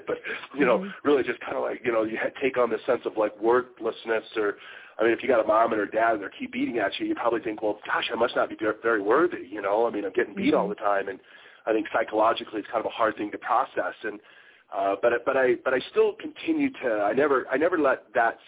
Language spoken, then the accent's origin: English; Sacramento, California, United States; also born or lived in San Francisco Bay Area, California; I was born and raised in Sacramento, California, and went to high school out there